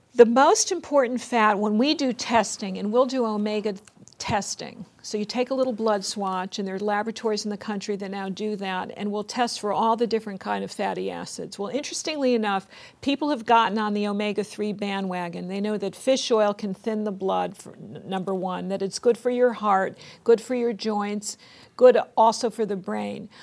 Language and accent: English; West Hartford, Connecticut, United States; I went back to West Hartford, Connecticut, which is my hometown, home state of Connecticut